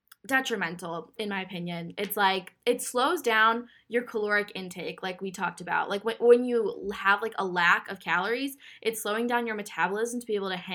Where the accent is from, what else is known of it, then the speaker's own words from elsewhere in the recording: Minnesota, United States; I'm from Minnesota